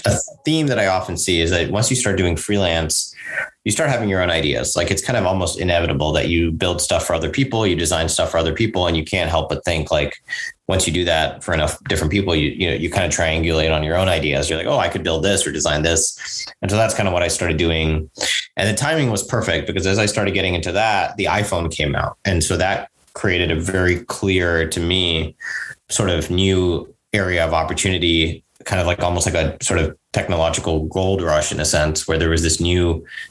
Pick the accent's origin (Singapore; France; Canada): Singapore; also born or lived in New York, United States / India (ancestry); mostly grew up in Singapore